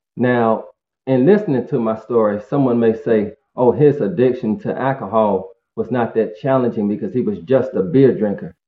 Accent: Greensboro, North Carolina, United States; I'm from Greensboro, North Carolina, and uh, born and raised in a two-parent working class family home.

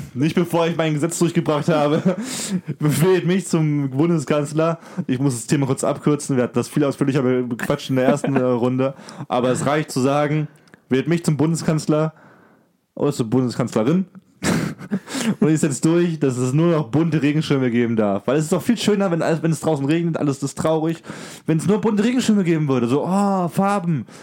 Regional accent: Germany; für mich als Deutscher hier

